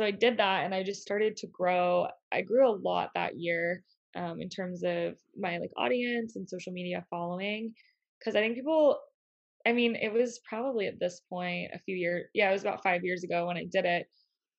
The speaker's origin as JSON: {"language": "English", "region": "Northeast", "country": "United States", "said": "And since I am from the Northeast, we figured that it was a little bit closer to home."}